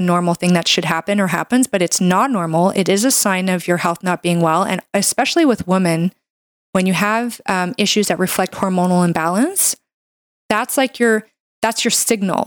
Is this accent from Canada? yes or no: yes; Canada; I'm a Canadian medical doctor